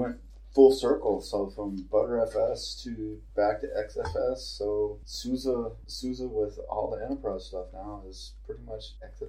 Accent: Texas, United States; I'm a Texan.

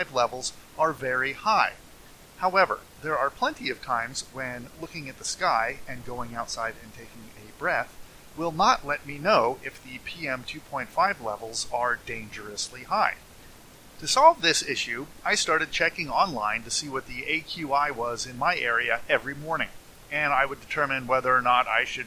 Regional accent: California, United States; I'm a Californian

